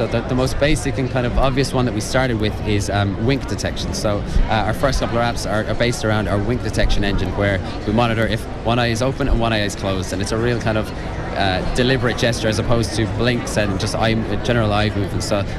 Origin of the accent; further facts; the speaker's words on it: Connacht, Ireland; I'm {S1} from Mayo. Dermot's from Galway.